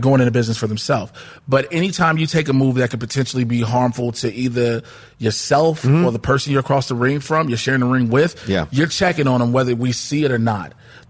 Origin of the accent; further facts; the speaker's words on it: Chicago, Illinois, United States; I'm from Chicago.